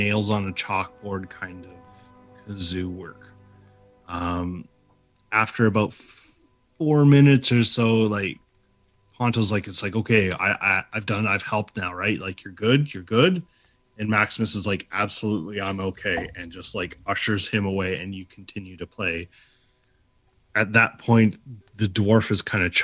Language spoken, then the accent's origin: English; Prince George, British Columbia, Canada; I'm from Prince George